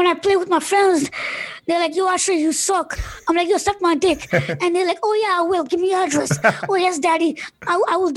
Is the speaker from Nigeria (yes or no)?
no; Canada; I have one younger sibling, and me and him were born here in Canada